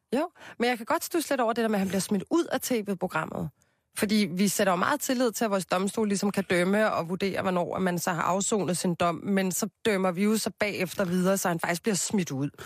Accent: Copenhagen, Capital Region of Denmark, Denmark; Jeg er jo fra Christianshavn

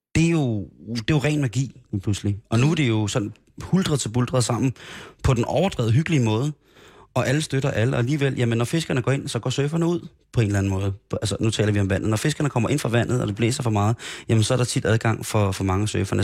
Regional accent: Roskilde, Zealand, Denmark; also born or lived in Grenå; Jeg voksede op i Roskilde. Jeg voksede op i Grenå først, og så Roskilde

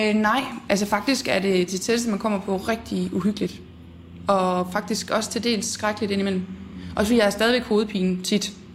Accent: Horsens, Central Denmark Region, Denmark; Jeg er fra Horsens egnen

